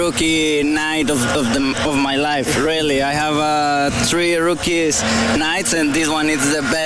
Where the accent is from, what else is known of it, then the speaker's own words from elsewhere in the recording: Monterrey, Nuevo León, Mexico; moved away; I'm from Monterrey, Mexico, and my university is Autónoma de Nuevo León.